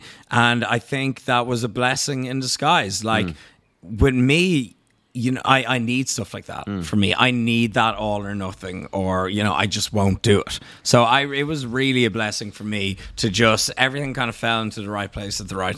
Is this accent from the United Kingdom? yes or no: no; Ireland